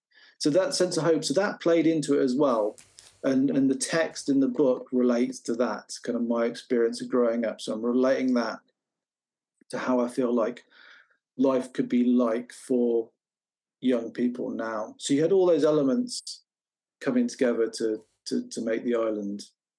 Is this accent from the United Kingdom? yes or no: yes; England, United Kingdom; And then for a long time, growing up in the Midlands, I'd been playing around with the idea of taking pictures